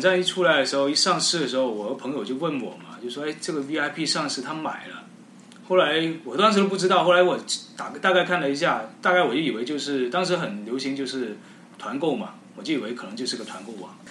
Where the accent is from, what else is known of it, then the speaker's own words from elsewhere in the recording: Guangzhou, Guangdong, China; 我们都是广州人呐